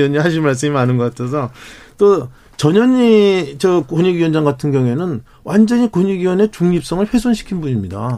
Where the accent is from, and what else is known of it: South Korea